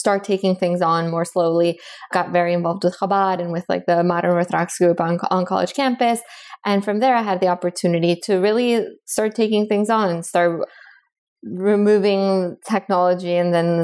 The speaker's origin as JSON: {"language": "English", "town": "Miami", "region": "Florida", "country": "United States", "tie": "born or raised there", "also_born_or_lived": "Bogota, Colombia", "moved": "as an adult", "lives_now": "Boston, United States", "said": "I was born in Colombia in South America. I grew up in Miami"}